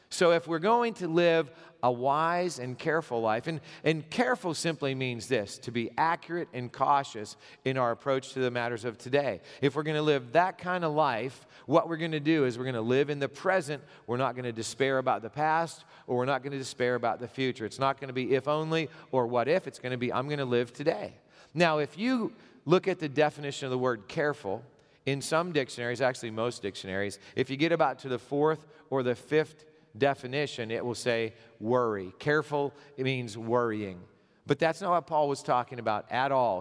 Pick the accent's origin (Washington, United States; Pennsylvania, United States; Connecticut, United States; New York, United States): Pennsylvania, United States; Gipsy; I grew up in Pennsylvania, I, I lived most of my, uh, growing up years in Gypsy, Pennsylvania.